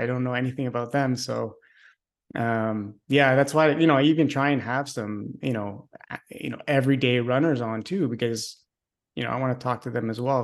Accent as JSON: {"language": "English", "town": "Montreal", "region": "Quebec", "country": "Canada", "tie": "born or raised there", "said": "I'm a Canadian from Montreal, born and raised"}